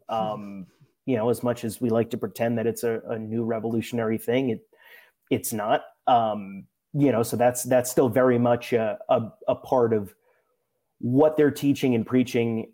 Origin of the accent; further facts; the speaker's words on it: New Jersey, United States; someone from New Jersey